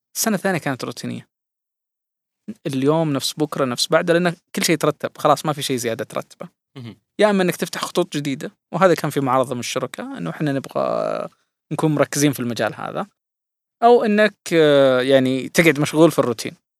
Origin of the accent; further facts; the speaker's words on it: Saudi Arabia; عندنا في السعودية